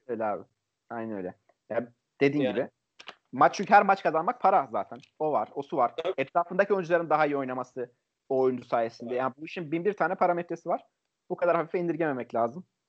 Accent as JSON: {"language": "Turkish", "town": "Çaykara", "region": "Trabzon", "country": "Turkey", "said": "Ben Şurluyum"}